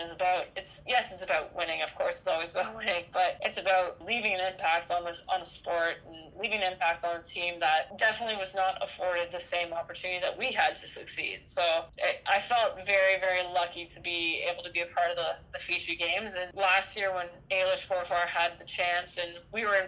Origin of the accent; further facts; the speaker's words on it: Canada; camaraderie and pride in being Canadian